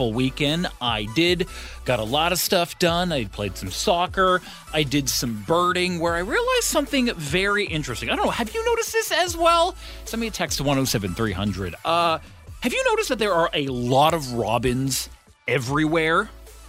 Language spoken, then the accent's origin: English; Ottawa, Ontario, Canada; now in Victoria, Canada; when I grew up in Ottawa